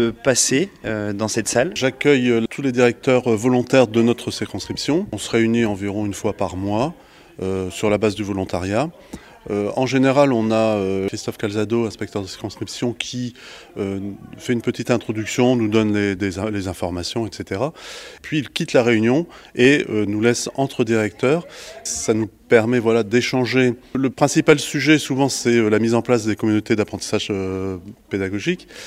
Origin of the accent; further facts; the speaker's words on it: Quebec, Canada; On vient du Québec, ils n'avaient qu'une envie, c'est que je leur raconte.